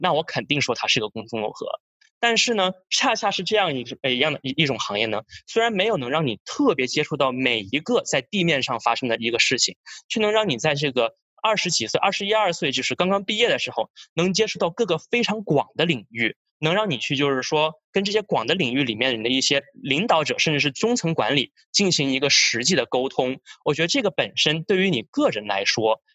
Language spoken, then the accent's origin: Chinese; Australia; now in United States; 我是从小是在澳洲长大的